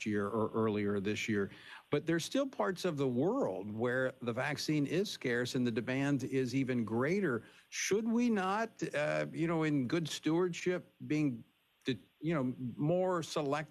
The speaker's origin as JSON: {"language": "English", "region": "Louisiana", "country": "United States", "said": "my home state of Louisiana."}